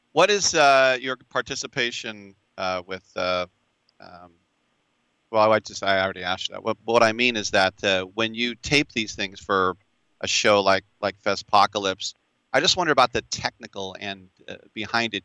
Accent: Richmond, California, United States; I'm from Richmond, California.

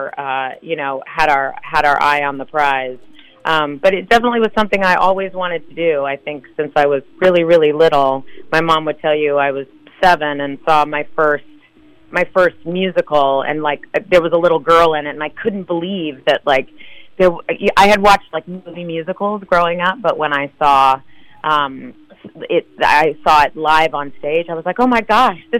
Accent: Fresno, California, United States; moved away as an adult; also born or lived in North Carolina / New York / San Francisco; I'm from Fresno originally, and I went to college in North Carolina and then moved to New York immediately after I graduated

